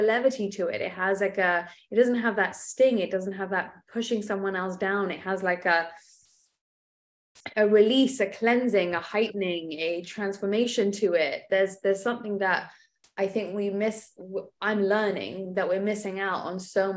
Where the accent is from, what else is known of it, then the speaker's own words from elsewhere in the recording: England, United Kingdom; moved away; I was brought up in England, right? So there's a lot of tempering that goes on there.